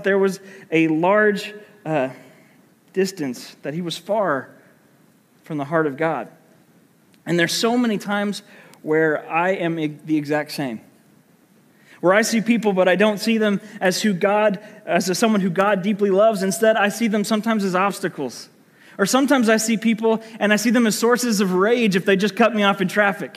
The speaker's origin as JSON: {"language": "English", "town": "Muskogee", "region": "Oklahoma", "country": "United States", "tie": "born or raised there", "said": "I grew up in the Church of Christ in Muskogee, Oklahoma. I moved there when I was 10 years old and went to Muskogee Church of Christ my entire childhood"}